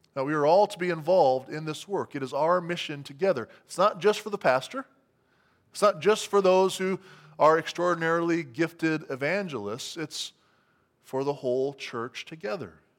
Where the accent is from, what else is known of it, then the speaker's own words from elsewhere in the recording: United States; as American Christians